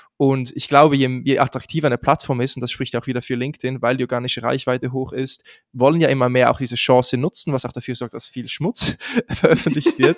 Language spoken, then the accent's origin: German; Switzerland; accent: Swiss; moved away; ich komme ursprünglich aus der Schweiz, das hört man wahrscheinlich auch relativ schnell heraus, wenn ich spreche